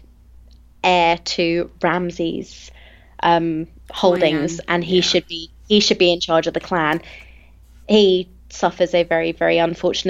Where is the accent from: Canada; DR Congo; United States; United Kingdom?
United Kingdom; England; I'm English